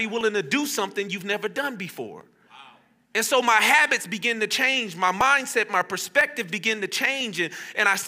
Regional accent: Las Vegas, Nevada, United States; also born or lived in Fresno; I grew up here in Vegas, obviously, and I played at Cimarron Memorial High School

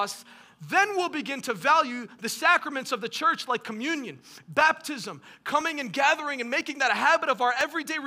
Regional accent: Detroit, Michigan, United States; I'm from Detroit, so I'm a big Detroit Pistons fan.

